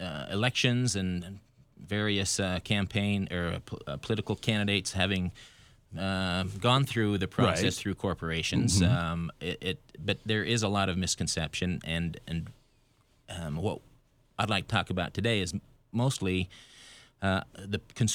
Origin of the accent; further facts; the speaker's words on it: Idaho, United States; moved away; And I'm originally from Idaho